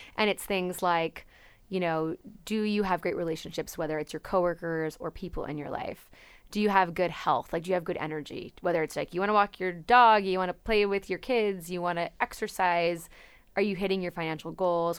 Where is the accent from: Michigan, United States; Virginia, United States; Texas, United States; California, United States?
California, United States; Napa; I'm from Napa, California. Um, and I grew up in a small town.